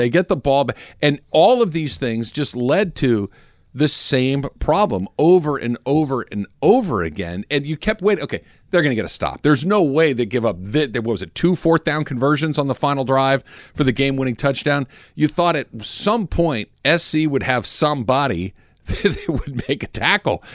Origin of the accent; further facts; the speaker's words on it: Arcadia, California, United States; Growing up in Arcadia, which everybody kn, it's the very next city to the east of Pasadena